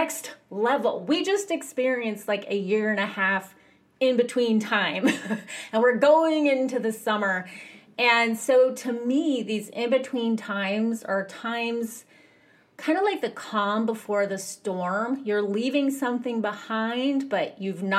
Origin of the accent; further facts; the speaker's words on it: United States; I grew up in America.